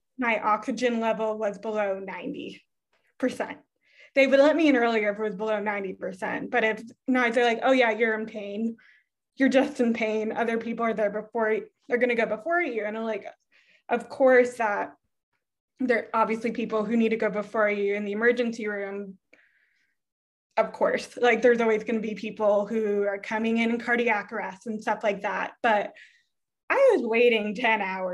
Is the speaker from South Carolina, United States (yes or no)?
no; Massachusetts, United States; moved away as an adult; also born or lived in Winnipeg, Canada / Quebec, Canada; now in California, United States; I lived there 0 to 6, then in Massachusetts, 6 to 18